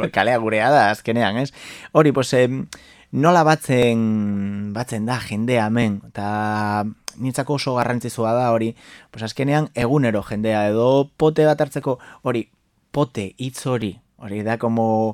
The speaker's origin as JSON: {"language": "Basque", "region": "Galicia", "country": "Spain", "second_language": "Basque", "moved": "as an adult", "lives_now": "Bilbao, Spain", "said": "neu Galiziatik nator"}